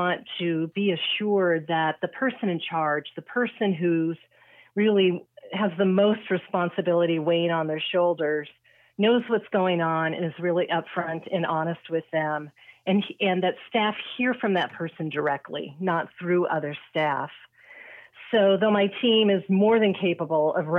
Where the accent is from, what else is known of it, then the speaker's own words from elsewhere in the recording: Sacramento, California, United States; moved away as an adult; also born or lived in Michigan; I was born and raised in Sacramento